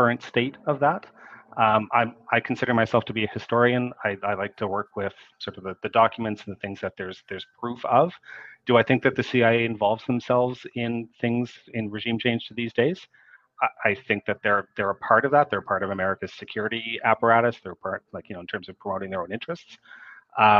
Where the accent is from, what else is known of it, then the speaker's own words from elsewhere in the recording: Canada; I'm a Canadian.